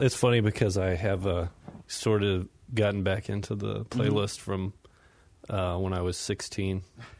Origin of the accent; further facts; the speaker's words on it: near San Antonio, South Texas, United States; I grew up near San Antonio.